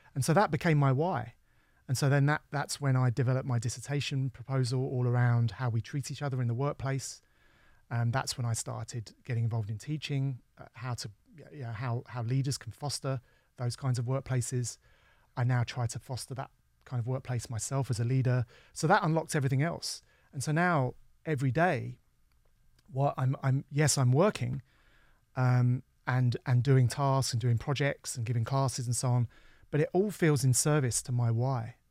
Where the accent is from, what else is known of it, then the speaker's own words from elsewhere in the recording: London, United Kingdom; I was from London